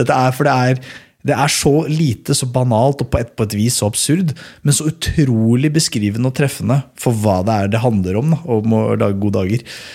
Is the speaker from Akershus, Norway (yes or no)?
yes; Skedsmokorset, Akershus, Norway; der jeg kommer fra, da, på Skedsmokorset